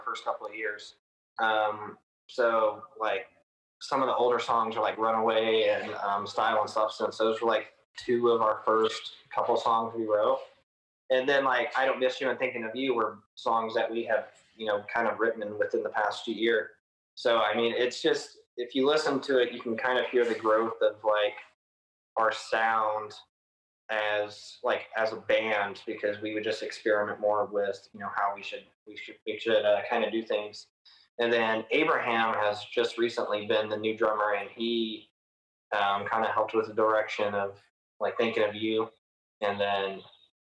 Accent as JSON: {"language": "English", "town": "Lebanon", "region": "Tennessee", "country": "United States", "said": "I am from around Nashville. I'm actually from Lebanon, which is about 30 minutes out."}